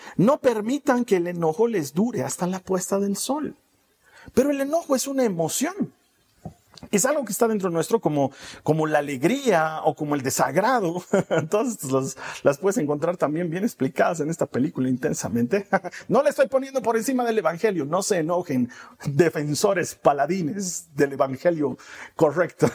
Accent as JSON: {"language": "Spanish", "country": "Bolivia", "said": "aquí en mi país, no sé si en otros países se dice igual, aquí en Bolivia decimos"}